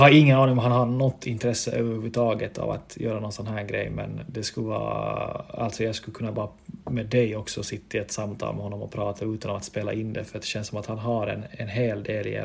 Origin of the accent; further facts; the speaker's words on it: Vaasa, Ostrobothnia, Finland; accent: Vasa dialect; Jag, jag vill ju tro att jag har ännu dialekten kvar från, från Vasa men folk brukar ju såga mig då. Jag säger att jag har en Vasadialekt.